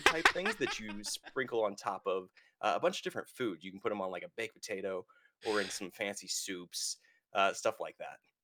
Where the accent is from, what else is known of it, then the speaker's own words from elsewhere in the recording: United States; I'm American